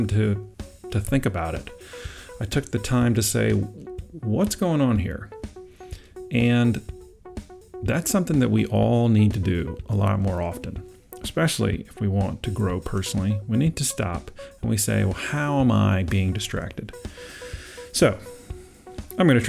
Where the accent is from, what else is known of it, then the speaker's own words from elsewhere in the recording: Georgetown, South Carolina, United States; moved away; my hometown, Georgetown, South Carolina